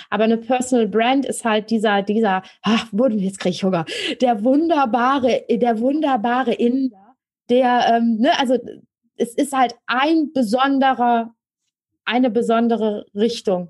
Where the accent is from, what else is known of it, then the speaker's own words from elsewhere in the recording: Rhineland, Germany; Ich komme aus dem Rheinland und da kennt man den Karneval